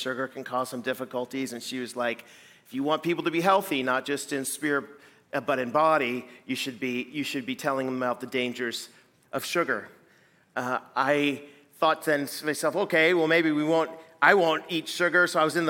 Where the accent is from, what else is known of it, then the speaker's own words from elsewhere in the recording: Pacific Northwest, United States; moved away as an adult; also born or lived in west coast of Canada; now in Midwest, United States; I'm coming from the Pacific Northwest where I grew up